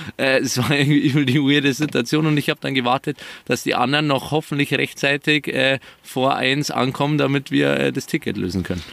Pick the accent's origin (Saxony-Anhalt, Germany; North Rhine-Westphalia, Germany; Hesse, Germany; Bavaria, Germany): Bavaria, Germany; near Munich; Nähe München